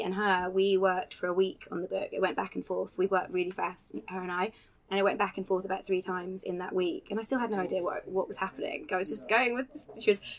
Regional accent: Scotland, United Kingdom; moved away as an adult; I moved to Scotland when I was 5 and grew up there for 20 years

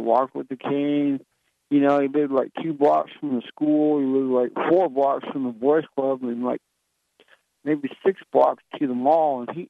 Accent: just south of Seattle, Washington, United States; moved away; I was born and raised on the West Coast, and, just south of Seattle, Washington, and went to high school and junior high

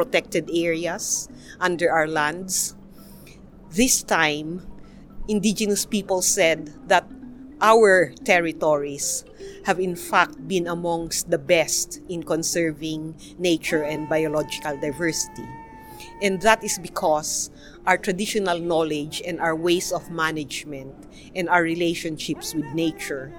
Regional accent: Cordillera Administrative Region, Philippines; I'm Ibaloy Igorot from the Cordillera, Philippines

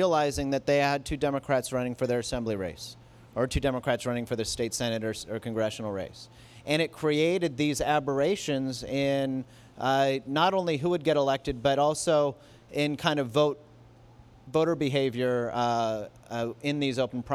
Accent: Glendale, California, United States; a place like where I grew up in Glendale

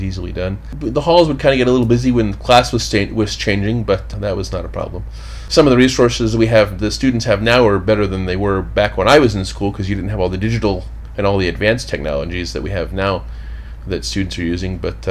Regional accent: Hamilton, Ohio, United States; moved away as an adult; now in Washington, D.C., United States; I grew up in southwestern Ohio, near Cincinnati, a little bit north, a town called Hamilton. Grew up there, moved to D.C.

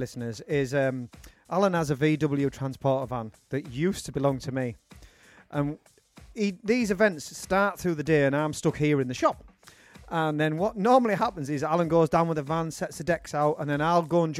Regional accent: Darlington, North East England, United Kingdom; when you're from Darlington

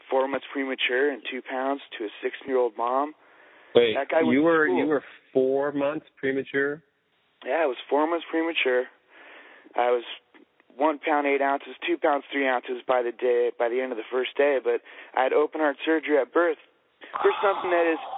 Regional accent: La Puente, California, United States; also born or lived in Upland, California; I originally before that was in La Puente. Man, I grew up La in La Puente.

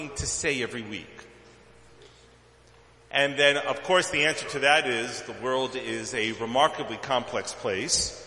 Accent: Tel Aviv, Tel Aviv District, Israel; moved away; also born or lived in Brooklyn, New York, United States / Jerusalem; I was born in Brooklyn, but I came of age in Tel Aviv. School and a whole lot of years of living there

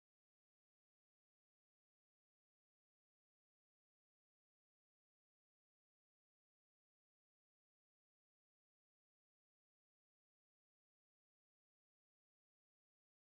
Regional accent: United States; I'm an American.

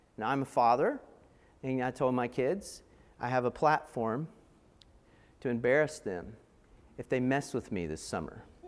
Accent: Asheville, North Carolina, United States; I grew up in Asheville

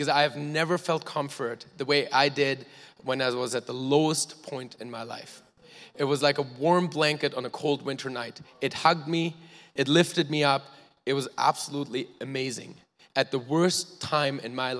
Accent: Germany; now in Canada; I was born in Germany, to two loving parents who are here today

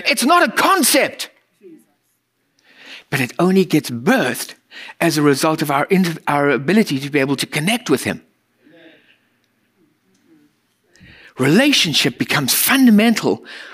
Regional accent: United States; As an American culture, we are raised with productivity

